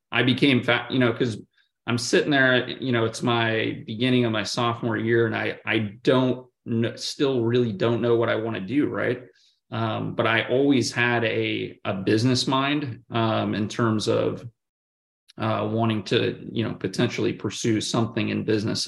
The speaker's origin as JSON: {"language": "English", "region": "Oregon", "country": "United States", "tie": "born or raised there", "also_born_or_lived": "Kansas / Oklahoma City / Santa Clara, California", "moved": "as an adult", "lives_now": "Atlanta, United States", "said": "grew up in in the state of Oregon, and and so personally, I've, I've always been a an, an Oregon Duck"}